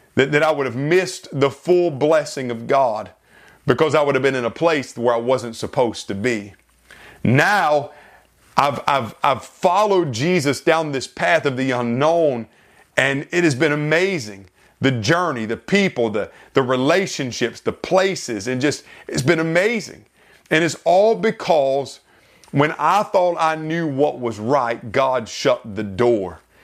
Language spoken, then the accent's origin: English; South Carolina, United States; moved away; back in my home state of South Carolina